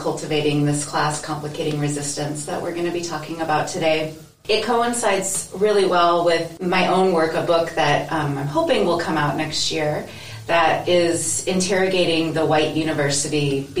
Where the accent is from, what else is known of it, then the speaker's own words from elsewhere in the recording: United States; now in New Zealand; I am an American or European American